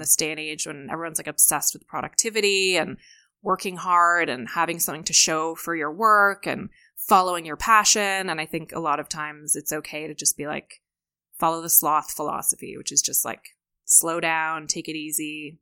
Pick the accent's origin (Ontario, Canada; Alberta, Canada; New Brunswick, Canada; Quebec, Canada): Ontario, Canada; Hamilton and Toronto; moved away; I'm also Canadian